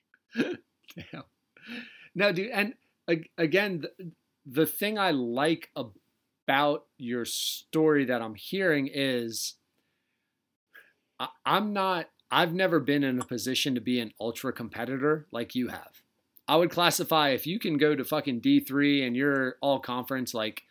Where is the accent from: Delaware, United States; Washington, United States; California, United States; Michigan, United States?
Delaware, United States; accent: Delaware; my Delaware accent